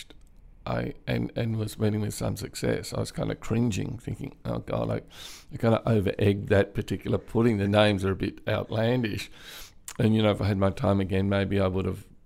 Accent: Canberra, Australian Capital Territory, Australia; also born or lived in Bathurst; So I grew up in Canberra, the bush capital

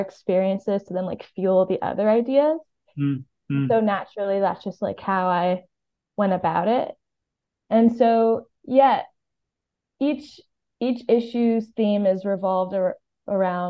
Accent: Miami, Florida, United States; now in New York, United States; I'm from Miami.

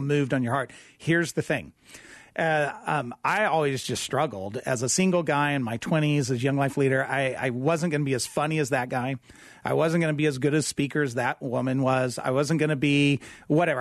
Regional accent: Lubbock, Texas, United States; I grew up in Lubbock, Texas

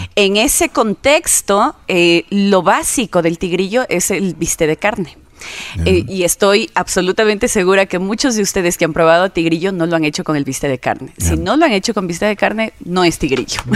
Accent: Quito, Pichincha, Ecuador; also born or lived in Saraguro; como he vivido tantos años en Quito, soy más quiteña que sarumeña

